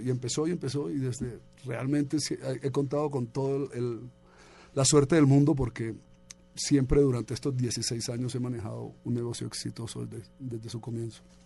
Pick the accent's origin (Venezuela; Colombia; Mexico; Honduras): Colombia; also born or lived in Bogotá / New York; soy colombiano